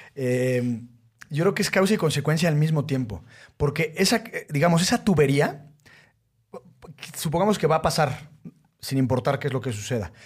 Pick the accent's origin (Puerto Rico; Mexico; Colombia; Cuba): Mexico